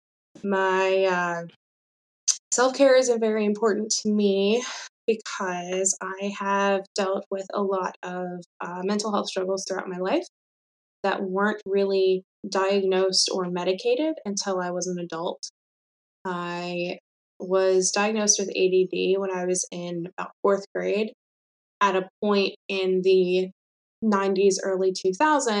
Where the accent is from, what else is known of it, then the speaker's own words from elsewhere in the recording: Mechanicsville, Virginia, United States; I grew up in Central Virginia, outside of Richmond in Mechanicsville.